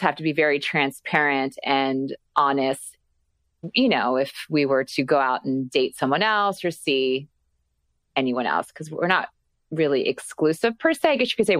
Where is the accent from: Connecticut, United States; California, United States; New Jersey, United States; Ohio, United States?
New Jersey, United States; moved away; I'm originally from New Jersey, been living out here for 20 plus some years